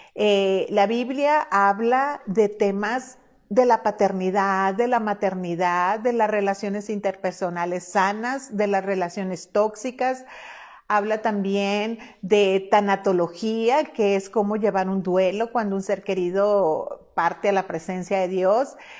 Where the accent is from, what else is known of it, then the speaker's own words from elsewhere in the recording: Culiacán, Sinaloa, Mexico; moved away; Yo soy mexicana de una zona del noroeste del país que se llama Sinaloa, puntualmente soy culiacanense, culichi como nos llaman generalmente a nosotros